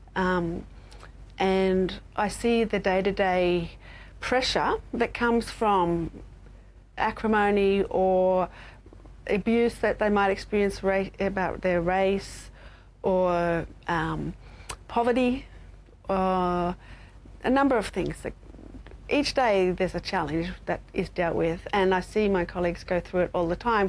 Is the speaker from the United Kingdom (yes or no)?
no; Australia; as an Australian